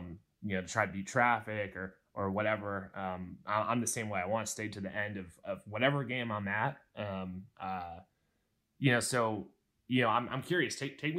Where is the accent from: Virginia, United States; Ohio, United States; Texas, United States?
Virginia, United States; I'm from Virginia myself, born and raised in Virginia, so just a neighbor to those folks.